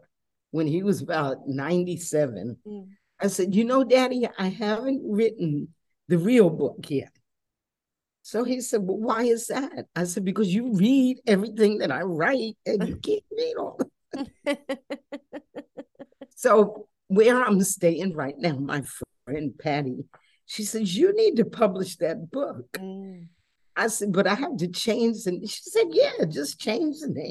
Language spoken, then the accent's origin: English; New York, United States; moved away as an adult; also born or lived in Philadelphia / South Florida / Atlanta / Europe; I'm from New York, but I left there in 70.